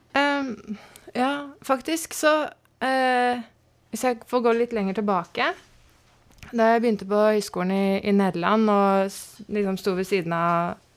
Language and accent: Norwegian; Strømmen, Akershus, Norway; also born or lived in Marburg, Germany / Lillestrøm; vi flytta mye rundt, men så landa vi på Strømmen akkurat tidsnok til å begynne i første klasse